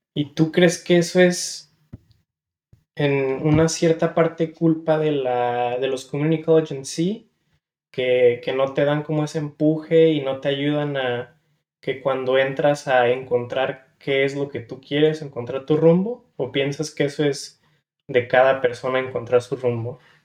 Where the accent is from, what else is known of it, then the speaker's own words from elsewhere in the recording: San Diego, California, United States; also born or lived in Guadalajara, Jalisco, Mexico; yo pues soy originario de Guadalajara, Jalisco. Eh, a la muy pequeña edad me vine a vivir para acá, para San Diego, con la esperanza de tener una mejor vida, mejores oportunidades y pues toda mi vida crecí aquí